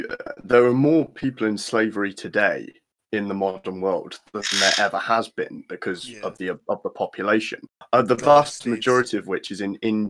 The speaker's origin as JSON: {"language": "English", "town": "Bristol", "region": "South West England", "country": "United Kingdom", "said": "a lot of Bristolians, and I'm from Bristol"}